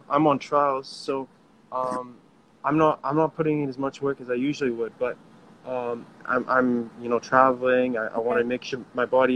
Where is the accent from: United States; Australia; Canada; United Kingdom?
Canada; I grew up in Canada